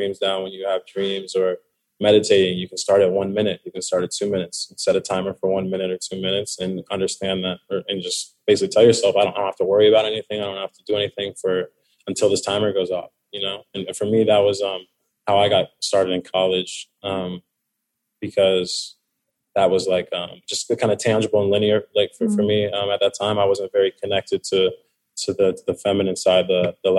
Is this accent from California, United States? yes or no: yes; Orange County, California, United States; I'm from Orange County